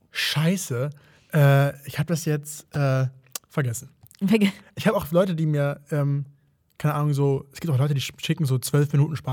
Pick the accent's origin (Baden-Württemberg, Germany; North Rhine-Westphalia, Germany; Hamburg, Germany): Hamburg, Germany; ich bin überhaupt gar kein Münchner. Münchner. Ich bin Hamburger.